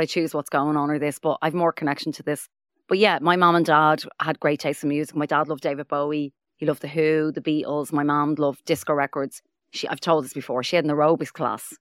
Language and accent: English; Dublin, Leinster, Ireland; I'm from Finglas